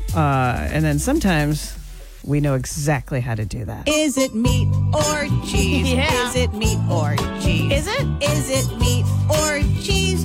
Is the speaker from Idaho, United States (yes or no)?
yes; Idaho, United States; growing up in Idaho, we raised 200 chickens one year